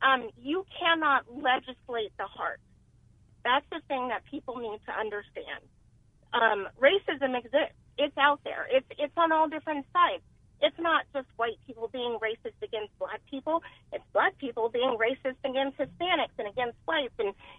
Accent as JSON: {"language": "English", "region": "Alabama", "country": "United States", "said": "I'm from Alabama. My family is from Alabama, the heart of civil rights."}